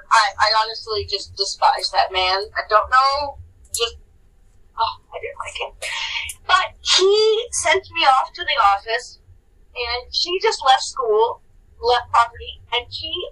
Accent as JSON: {"language": "English", "town": "San Bernardino", "region": "California", "country": "United States", "tie": "born or raised there", "said": "growing up in San Bernardino, which is not a good city"}